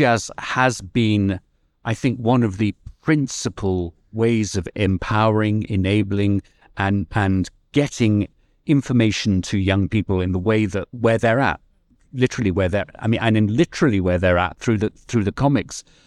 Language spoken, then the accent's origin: English; United Kingdom; now in California, United States; I'm originally British